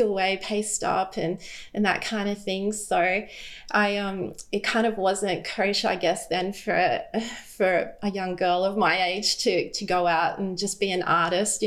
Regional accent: Brisbane, Queensland, Australia; I grew up in Brisbane. We've always lived here

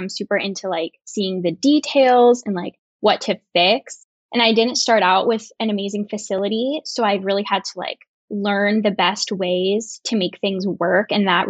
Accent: Burlington, Vermont, United States; moved away; So I'm from Burlington, Vermont

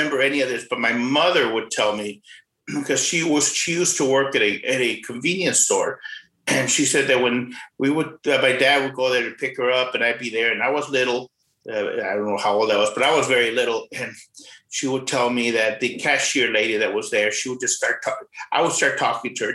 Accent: Rio Grande City, Texas, United States; also born or lived in McAllen, Texas / Edinburg, Texas; now in San Antonio, United States; born in McAllen, Texas, and raised in a small town called Rio Grande City. Lived in Edinburgh for a few years before moving up to San Antonio. Been here for like 20 years

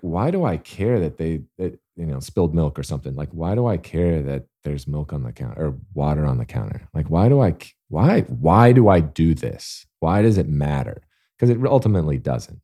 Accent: Alabama, United States; I'm born and raised in Alabama

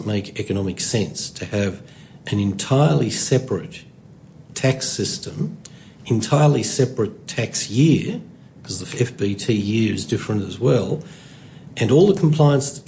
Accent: Sydney, New South Wales, Australia; first language Hungarian; English is a second language; I was born here

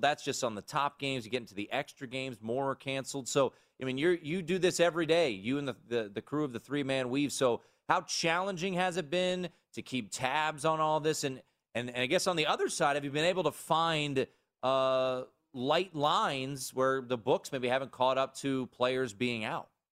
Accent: Washington, District of Columbia, United States; my hometown, Washington, D C.

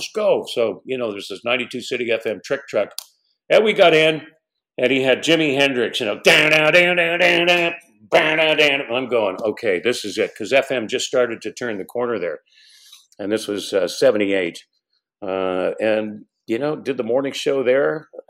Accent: Moncton, New Brunswick, Canada; moved away as an adult; also born or lived in Bathurst, New Brunswick / New Glasgow / Sydney, Cape Breton; Basically headed back to my hometown of Moncton and then went into Bathurst, New Brunswick. CKBC did the evening show there, which was 1 hour of French because I'm bilingual

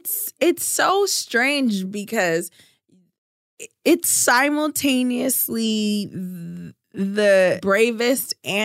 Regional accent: New York City, New York, United States; moved away; Yeah, I grew up in Brooklyn.

